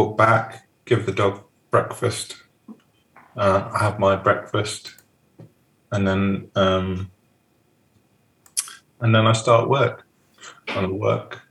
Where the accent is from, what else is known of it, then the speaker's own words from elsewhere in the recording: Leicester, East Midlands, United Kingdom; now in Devon, United Kingdom; I'm not from Devon, so I can do it. I'm from Leicester